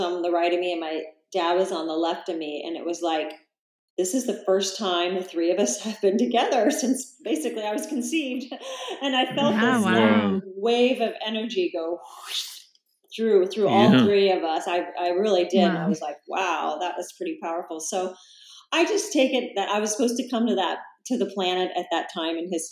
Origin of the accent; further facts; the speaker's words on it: Salina, Kansas, United States; moved away as an adult; now in Encinitas, United States; I actually grew up in a town called Salina that's about 3 hours from Kansas City